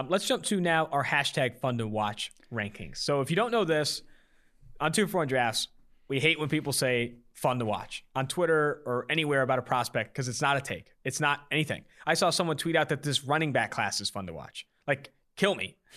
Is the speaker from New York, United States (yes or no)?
no; Oakland, California, United States; I'm from Oakland, California